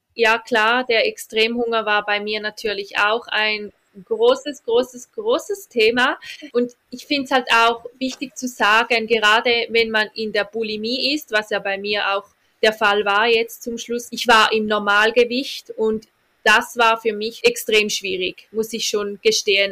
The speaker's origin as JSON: {"language": "German", "country": "Switzerland", "said": "bei uns in der Schweiz"}